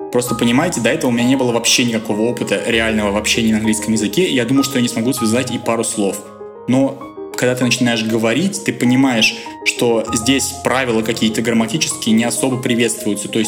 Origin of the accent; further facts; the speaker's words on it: Russia; Причем у меня на лице не написано, что я русский. Меня частенько спрашивали, типа, откуда ты? Я говорю, я из России.